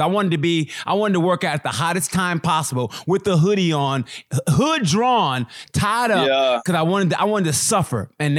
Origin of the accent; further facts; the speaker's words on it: Oklahoma, United States; And you know, I grew up in Oklahoma. So, you know, I grew up in that kind of like that old school kind of, you know, the church mentality.